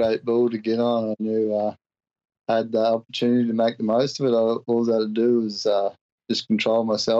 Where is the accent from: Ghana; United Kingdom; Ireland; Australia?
Australia; moved away; Seeing fellow Australians